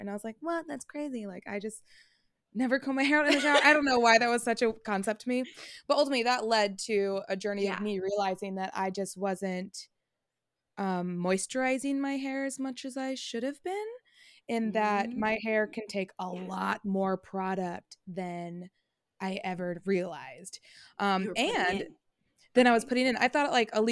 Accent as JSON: {"language": "English", "town": "Fairfield", "region": "California", "country": "United States", "said": "And I'm specifically from Fairfield, so we're a very diverse city on our own"}